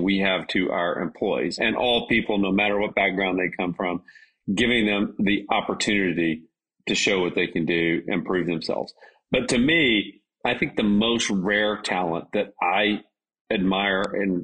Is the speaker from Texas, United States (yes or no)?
yes; a small town near Dallas, Texas, United States; I grew up in a small town. It's now a big town, but a small town near Dallas.